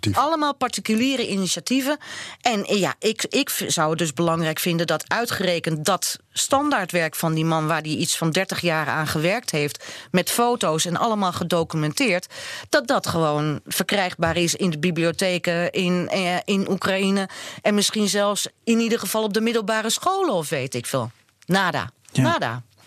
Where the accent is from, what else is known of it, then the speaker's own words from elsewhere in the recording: Netherlands; maar ik ben Nederlandse